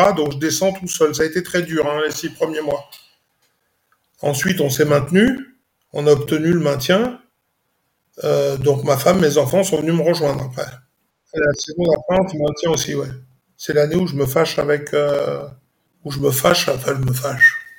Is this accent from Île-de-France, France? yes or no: yes; Saint-Denis, Île-de-France, France; also born or lived in Istres; je suis né à Saint-Denis, j'ai grandi